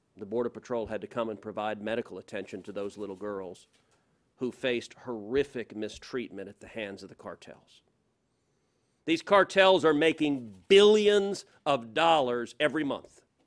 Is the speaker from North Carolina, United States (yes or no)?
no; Houston, Texas, United States; I'm from Houston